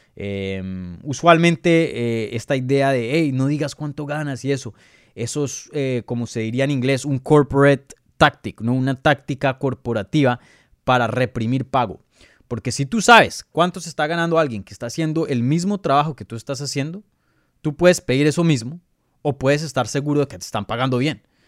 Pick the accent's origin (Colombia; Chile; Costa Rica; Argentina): Colombia; yo soy colombiano